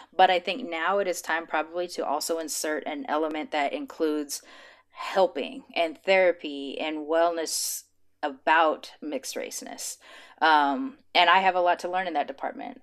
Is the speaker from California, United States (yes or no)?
yes; Los Angeles, California, United States; I grew up in L